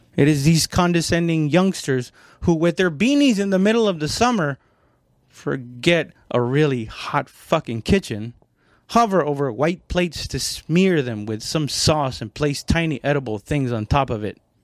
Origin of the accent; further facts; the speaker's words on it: Mexico; now in United States; I'm not Mexican American. I mean, technically I am now, but I was born in Mexico